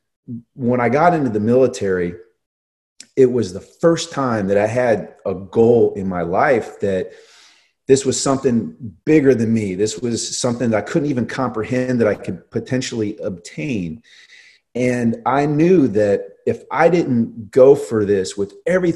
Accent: Northern Virginia, United States; as a kid growing up in Northern Virginia

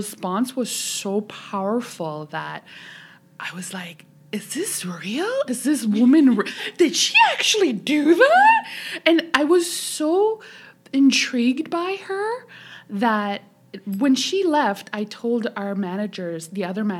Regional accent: Toronto, Ontario, Canada; English is a second language; also born or lived in Tehran, Iran; now in Ottawa, Canada; grew up in Toronto. I got educated in Toronto

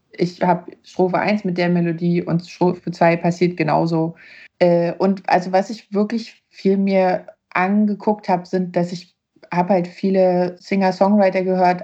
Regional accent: Neuruppin, Brandenburg, Germany; now in Leipzig, Germany; meiner Heimatstadt Neuruppin

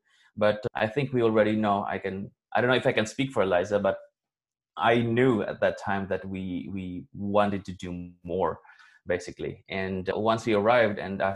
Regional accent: Valencia, Philippines; moved away as an adult; my hometown, because I used to grow up in Valencia in this rural community

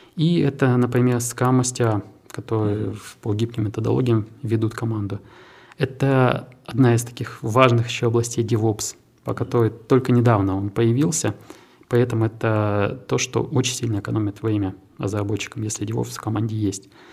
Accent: Krasnoyarsk, Krasnoyarsk Krai, Russia; moved away as an adult; also born or lived in Naberezhnye Chelny, Russia / Innopolis, Russia; now in Tatarstan, Russia; в 2013 году я из Красноярска переехал в Татарстан, и для меня как раз привлек IT-парк. Мы стали резидентом IT-парка, мы изначально поехали с семьей, с двумя сотрудниками, и, ну, собственно, три года у нас был э, офис в двух городах, в моем родном и в Набережных Челнах

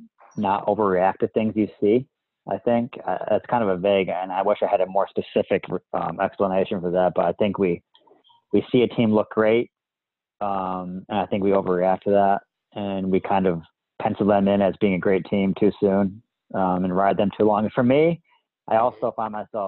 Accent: Connecticut, United States; I grew up in New England. I grew up in Connecticut, so I was in Patriots land

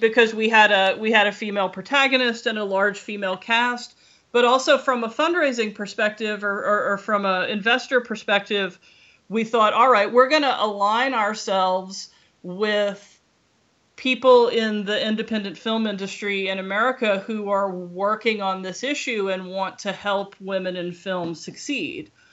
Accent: Louisiana, United States; moved away; I grew up in Louisiana

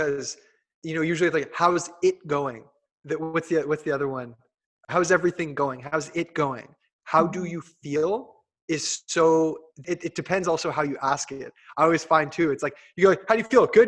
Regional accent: Hamilton, Ontario, Canada; I'm like Hamilton

